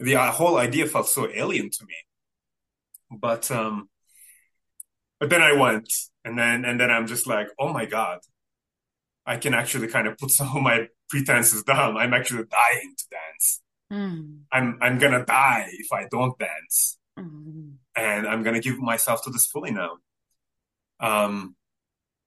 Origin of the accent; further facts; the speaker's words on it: Turkey; first language Turkish; English is a second language; it's not Turkish, that's my mother tongue